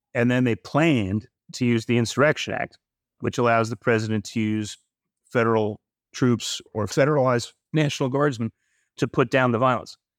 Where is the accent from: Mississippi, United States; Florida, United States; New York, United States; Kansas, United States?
New York, United States; I grew up in New York.